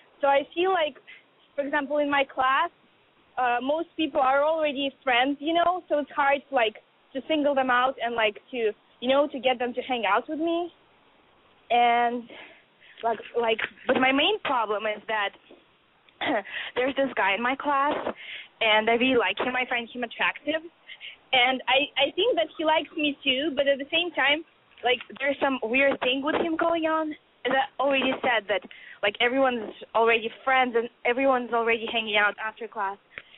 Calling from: Boston, Massachusetts, United States; I'm 20, and I'm calling from Boston.

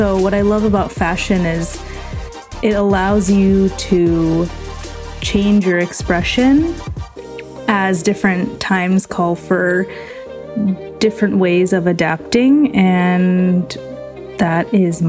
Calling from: California, United States; from the San Francisco Bay Area

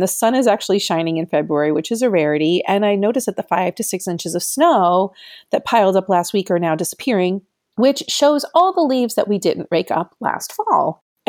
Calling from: Syracuse, New York, United States; So remember that I come to you from Syracuse, New York, which is in the middle of the state, considered upstate New York

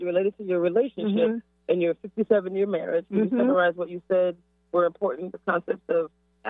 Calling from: Pompano Beach, Florida, United States; I am calling in from Pompano Beach.

